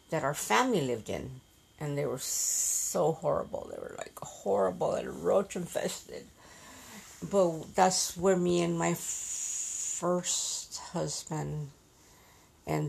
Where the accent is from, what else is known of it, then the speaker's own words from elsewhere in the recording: Yuma, Arizona, United States; I grew up in Yuma.